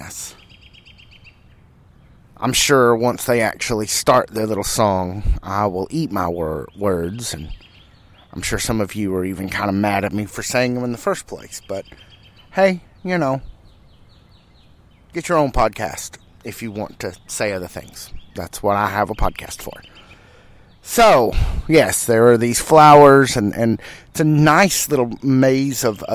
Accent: United States; love being American

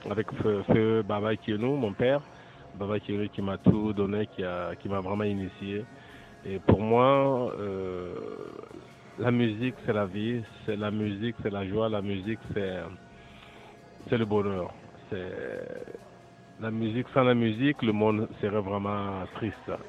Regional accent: Burkina Faso; now in Toronto, Canada; je viens du Burkina Faso.

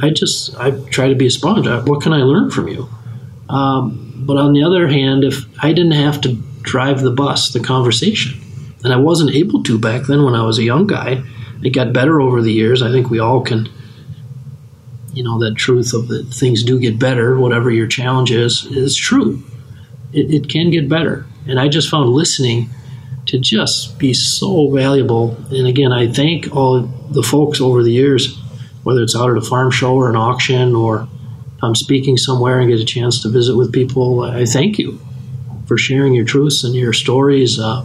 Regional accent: West Central Minnesota, United States; as a kid growing up in West Central Minnesota

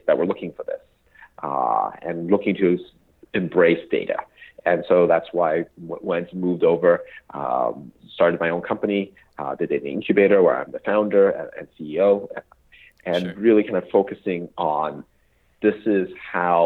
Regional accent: Portland, Oregon, United States; moved away as an adult; also born or lived in Princeton; I grew up in Portland, Oregon

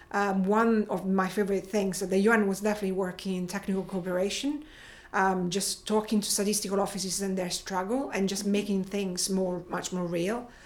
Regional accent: Rome, Lazio, Italy; moved away as an adult; also born or lived in England; I grew up in Rome

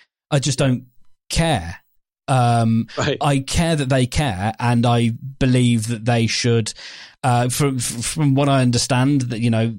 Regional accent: England, United Kingdom; But I'm obviously English, though

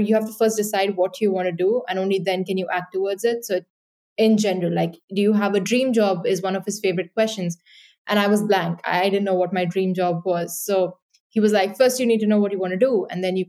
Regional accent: Mumbai, Maharashtra, India; moved away as an adult; also born or lived in Dublin, Ireland; I grew up in Mumbai in India, and then I moved to Dublin for university

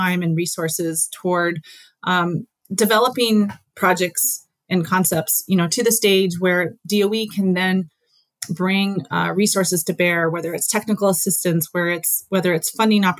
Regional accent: Alaska, United States; even though I'm from Alaska and I grew up in Alaska and I've spent a lot of my time in Alaska

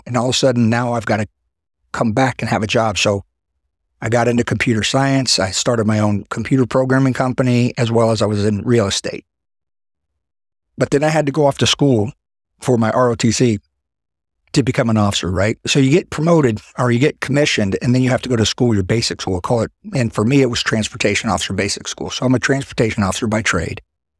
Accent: Florida, United States; Growing up in Florida, I'm not really a big fan of the cold.

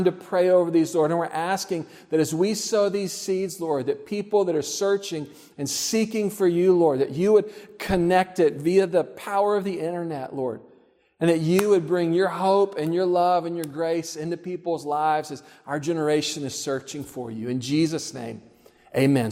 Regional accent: Texas, United States; I grew up in Texas.

